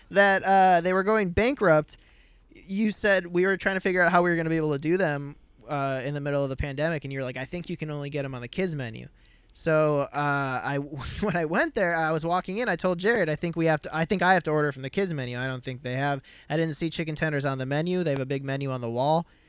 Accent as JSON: {"language": "English", "region": "Midwest", "country": "United States", "tie": "born or raised there", "said": "grew up in the Midwest"}